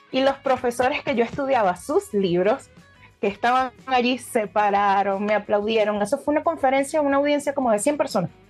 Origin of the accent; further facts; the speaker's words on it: Isla de Margarita, Nueva Esparta, Venezuela; moved away as an adult; now in Chile; mi historia comienza en Venezuela. Como se nota en mi voz, yo soy venezolana, tengo 35 años, hoy en día soy mamá, pero llegué acá a Chile en el año 2019.